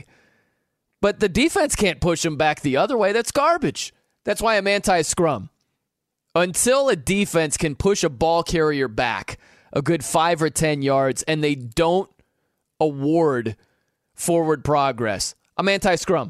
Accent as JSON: {"language": "English", "town": "South Bend", "region": "Indiana", "country": "United States", "said": "I'm from South Bend, Indiana"}